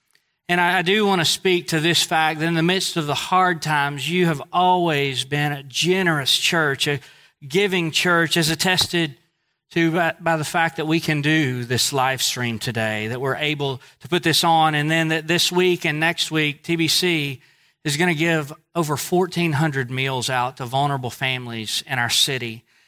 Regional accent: Northeast, United States; accent: Northeast; Most people know I'm from the Northeast because of my accent.

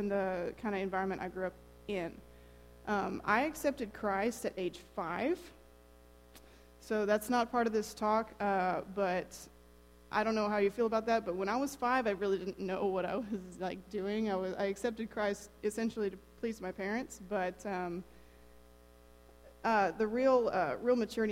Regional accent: Lone Oak, Texas, United States; now in Temple, United States; this is my hometown, Lone Oak, Texas

